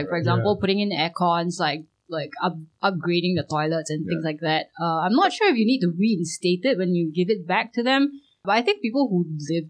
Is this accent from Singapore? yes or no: yes; Singapore; I'm Singaporean